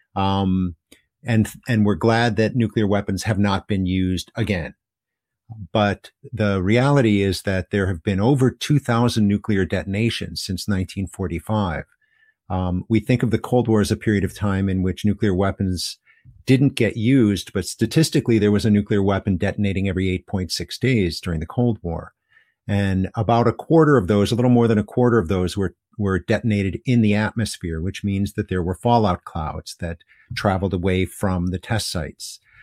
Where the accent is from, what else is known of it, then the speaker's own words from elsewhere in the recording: United States; now in Hiroshima, Japan; as an American in Japan